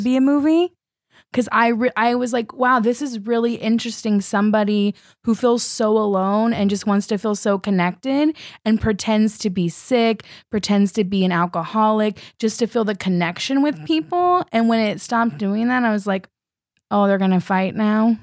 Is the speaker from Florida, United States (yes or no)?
no; California, United States; now in New York, United States; I'm originally from California. I've been here in New York for seven years